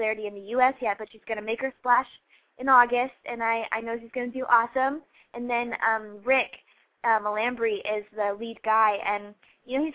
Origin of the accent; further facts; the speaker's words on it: Ohio, United States; moved away; I'm from Ohio